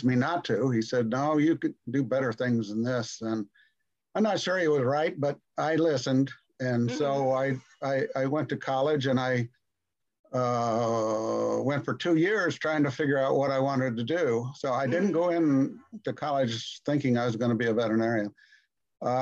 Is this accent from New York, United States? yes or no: no; Kansas City, Kansas, United States; I was born in Kansas City, Kansas, and we moved to a small farm when I was just 6 months old, and we lived there for a few years. And we went back to the city